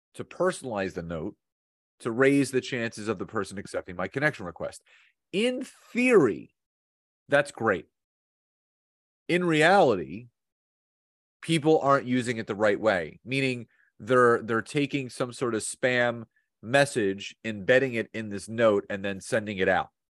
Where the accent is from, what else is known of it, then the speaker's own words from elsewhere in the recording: Philadelphia, Pennsylvania, United States; now in New Jersey, United States; I've born and raised in Philadelphia, grown up there, uh, now live about twenty-five minutes outside of Philadelphia, just across the bridge in Jersey